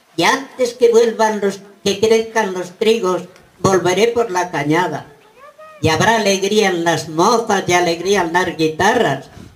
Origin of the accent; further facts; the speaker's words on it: Casas de Garcimolina, Castilla-La Mancha, Spain; now in Barcelona, Spain; Soy de un pueblo de Castilla la Nueva llamada Molina. Hoy vivo en Barcelona y me siento castellana